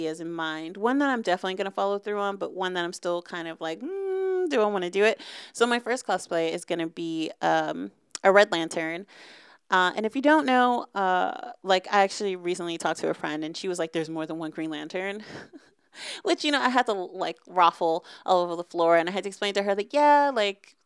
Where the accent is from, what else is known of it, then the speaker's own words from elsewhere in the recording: Boston, Massachusetts, United States; I'm from the Northeast. I'm from Boston. My mom's from Boston